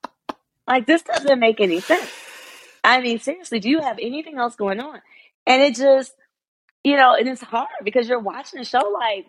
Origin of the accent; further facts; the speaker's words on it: Detroit, Michigan, United States; I was from Detroit